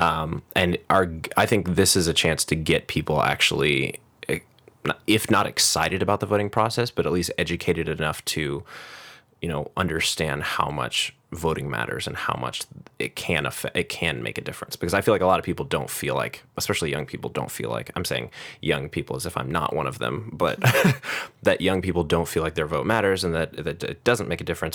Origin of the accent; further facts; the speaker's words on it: United States; as an American